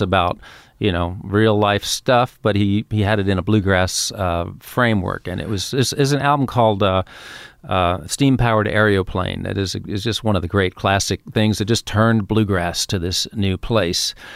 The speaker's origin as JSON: {"language": "English", "region": "New York", "country": "United States", "tie": "born or raised there", "also_born_or_lived": "Queens", "said": "I grew up in Manhattan"}